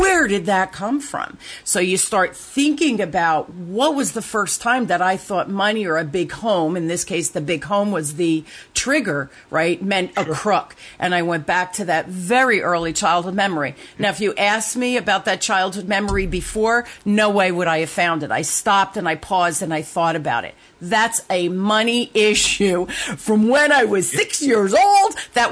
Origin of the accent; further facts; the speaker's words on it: Newark, New Jersey, United States; I grew up in Newark, New Jersey, in the inner city, during the riots